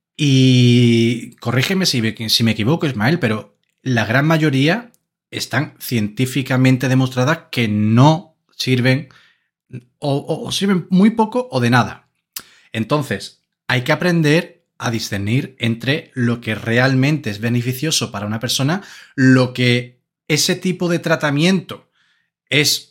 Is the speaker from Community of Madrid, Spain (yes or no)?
no; Andalusia, Spain; somos andaluces de pura cepa